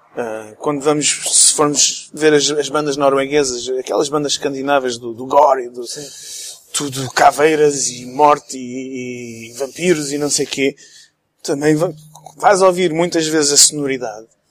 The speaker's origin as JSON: {"language": "Portuguese", "region": "England", "country": "United Kingdom", "tie": "born or raised there", "also_born_or_lived": "Portugal / Texas, United States", "moved": "yes", "lives_now": "Luxembourg", "said": "cresci na Inglaterra, vivi lá há 15 anos"}